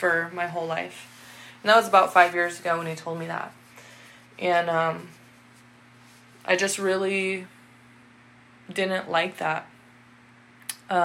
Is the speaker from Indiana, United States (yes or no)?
no; Washington, United States; I had just moved from my hometown that I lived in since I was in third grade, so most of my life. And I had moved all the way across Washington to a brand new town